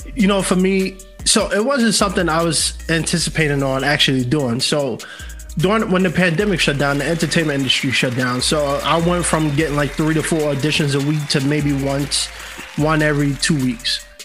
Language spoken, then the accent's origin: English; New York City, New York, United States; moved away as an adult; now in Los Angeles, United States; born and raised in New York City. Yeah, all my life. I only been in LA for two years now